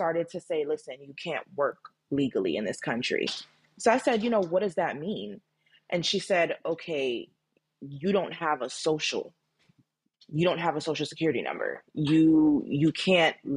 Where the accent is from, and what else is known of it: United States; born or raised there; also born or lived in Jamaica